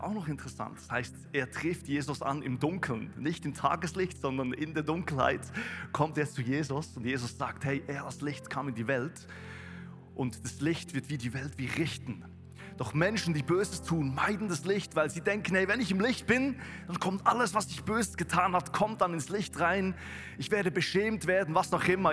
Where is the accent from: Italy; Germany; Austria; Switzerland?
Switzerland; Thun, Bern; moved away as an adult; now in Weinfelden, Switzerland; in Thun, wo ich herkomme.